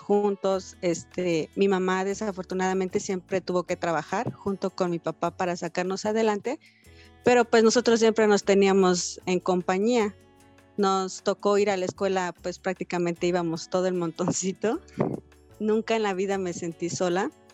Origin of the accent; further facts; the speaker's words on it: Cuernavaca, Morelos, Mexico; yo nací en Cuernavaca, Morelos, un 16 de junio del 85